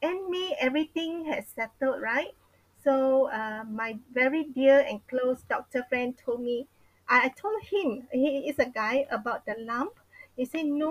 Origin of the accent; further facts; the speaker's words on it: Seremban, Negeri Sembilan, Malaysia; moved away; My hometown is in Seremban